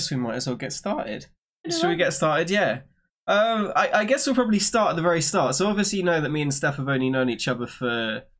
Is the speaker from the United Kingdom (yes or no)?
yes; United Kingdom; I am British, yeah.